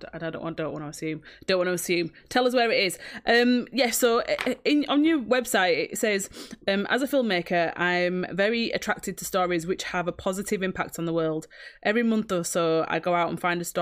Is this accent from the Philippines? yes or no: no; Bradford, Yorkshire and the Humber, United Kingdom; Bradford is like, where we're from